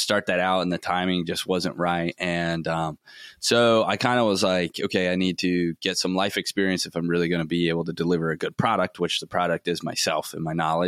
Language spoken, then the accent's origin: English; Florida, United States; growing up in Florida, like, I was always swimming or on boats